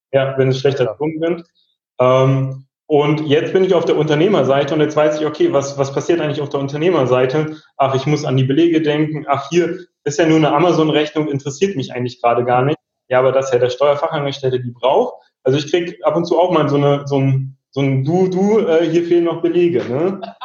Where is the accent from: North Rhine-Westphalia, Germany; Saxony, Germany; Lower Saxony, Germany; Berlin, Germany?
Berlin, Germany; ich bin auch ursprünglich Berliner